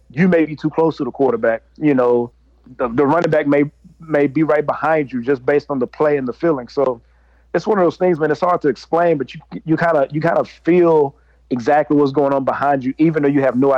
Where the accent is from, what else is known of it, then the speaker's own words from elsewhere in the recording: Mahare, Texas, United States; moved away; Mahare, my hometown, Mahare, Texas